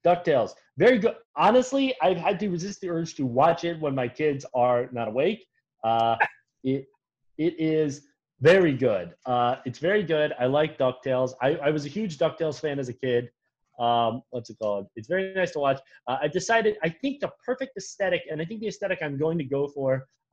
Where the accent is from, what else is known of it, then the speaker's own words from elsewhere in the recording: United States; Me as an American who's been inculcated into a lifetime of servitude to the American capitalist state